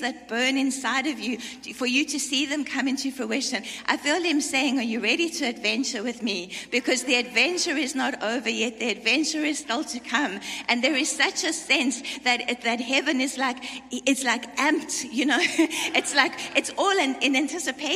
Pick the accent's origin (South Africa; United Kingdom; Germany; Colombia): South Africa; I come from South Africa